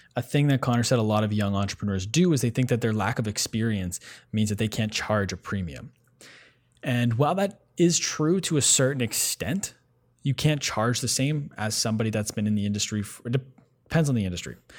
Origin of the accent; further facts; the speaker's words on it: Ottawa, Ontario, Canada; we're both from Ottawa originally